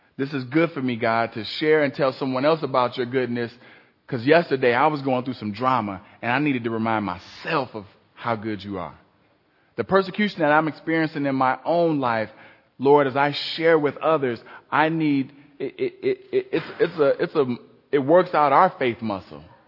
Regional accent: Cleveland, Ohio, United States; I grew up in Cleveland.

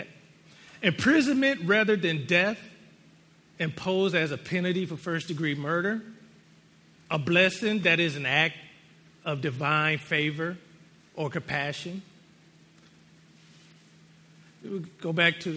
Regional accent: United States; being American

